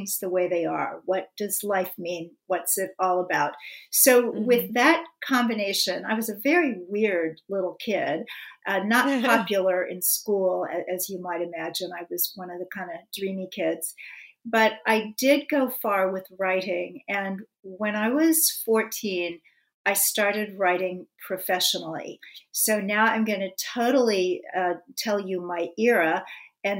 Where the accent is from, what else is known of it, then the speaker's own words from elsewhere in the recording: Kansas City, Missouri, United States; my hometown, Kansas City